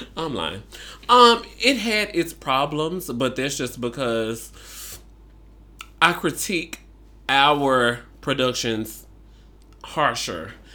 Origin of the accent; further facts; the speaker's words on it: Memphis, Tennessee, United States; I grew up in the South